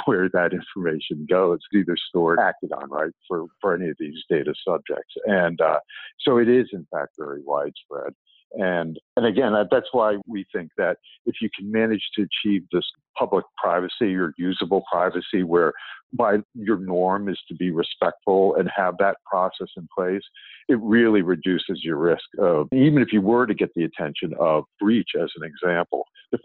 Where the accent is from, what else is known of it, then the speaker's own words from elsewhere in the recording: United States; as an American